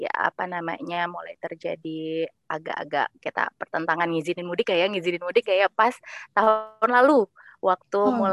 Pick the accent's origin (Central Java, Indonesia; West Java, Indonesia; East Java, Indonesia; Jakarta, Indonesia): Jakarta, Indonesia; Kalau aku lahir besar di Jakarta, cuma memang orang tua itu asalnya dari Aceh dan Sumatera Barat.